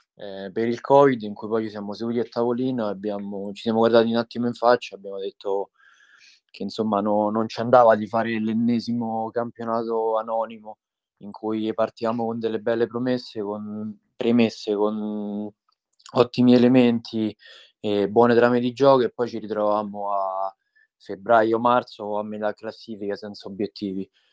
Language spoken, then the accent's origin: Italian; Tivoli, Lazio, Italy; mi sono trasferito insomma qui da piccolo perché non sono originario di Tivoli